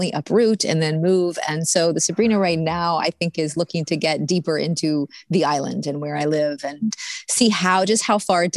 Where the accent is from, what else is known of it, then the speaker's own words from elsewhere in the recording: United States; moved away as an adult; also born or lived in New York City / Kenya / Uganda / Rome; now in Canada; I left my country 13 years ago, and Canada is not my country. It's not my home country. It's my adopted country